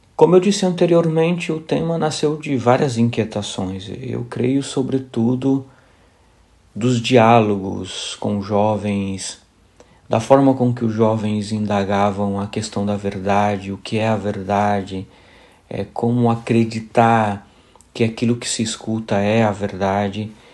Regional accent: São Bernardo do Campo, São Paulo, Brazil; moved away as an adult; also born or lived in Paraíba, Brazil; now in Poznań, Poland; Nasci na Paraíba, sou paraibano de origem, vivi quase toda a minha vida em São Bernardo do Campo, em São Paulo.

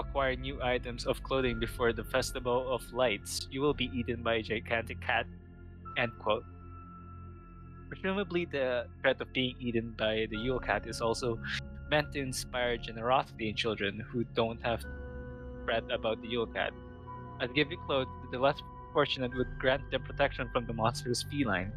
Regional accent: Philippines; as a Filipino

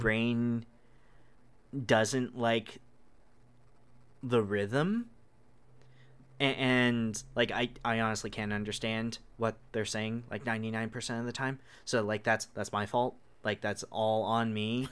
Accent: Hawaii, United States; I'm from Hawaii, which is, like, the giant cultural melting pot

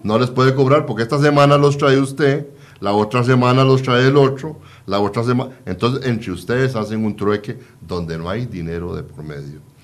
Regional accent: Costa Rica; como costarricenses

